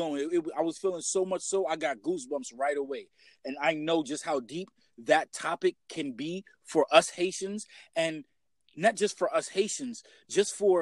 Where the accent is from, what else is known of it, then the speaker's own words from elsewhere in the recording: New York City, New York, United States; being born and raised in Brooklyn, you already know, Killer County, King County Hospital